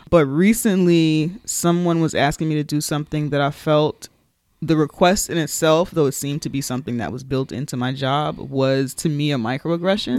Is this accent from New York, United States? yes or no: yes; New York City, New York, United States; we're from the Bronx